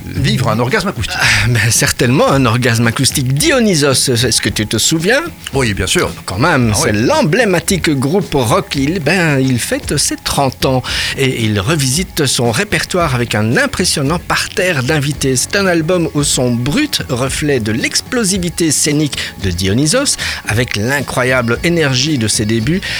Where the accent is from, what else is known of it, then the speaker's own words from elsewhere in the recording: Brussels, Brussels-Capital Region, Belgium; chez nous à Bruxelles